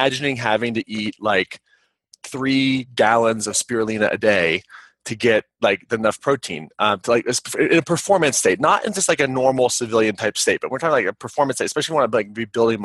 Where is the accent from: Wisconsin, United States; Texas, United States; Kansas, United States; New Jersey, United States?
Kansas, United States; I grew up in Kansas